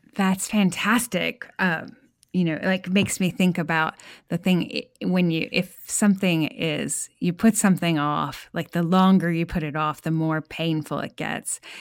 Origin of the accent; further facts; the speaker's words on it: New England, United States; now in Texas, United States; I grew up in New England, and now I live in Texas